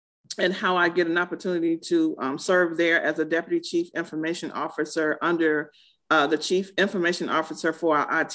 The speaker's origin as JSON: {"language": "English", "town": "Greensboro", "region": "Georgia", "country": "United States", "tie": "born or raised there", "also_born_or_lived": "Baltimore, Maryland", "lives_now": "Atlanta, United States", "said": "we moved to a rural city called Greensboro, Georgia"}